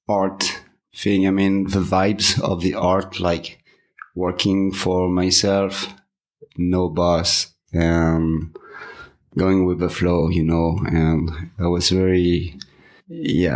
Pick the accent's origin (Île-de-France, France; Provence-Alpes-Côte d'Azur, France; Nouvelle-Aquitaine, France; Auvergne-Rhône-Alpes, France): Nouvelle-Aquitaine, France; Bellac; English is a second language; moved away as an adult; now in United States; I'm a French artist, specialized in automotive art, mostly sculptures. I was born in France in 1970 in a small town of Bellac, and I moved to USA in 2015